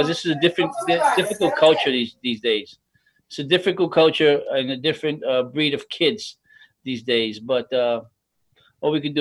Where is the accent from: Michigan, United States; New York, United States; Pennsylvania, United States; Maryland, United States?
New York, United States; New York City; I'm from Manhattan